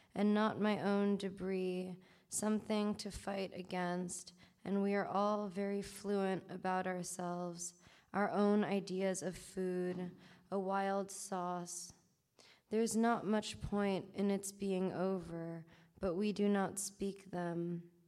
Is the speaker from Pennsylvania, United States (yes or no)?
no; New York, United States; I was also born and raised in New York um, and came up in the New York scene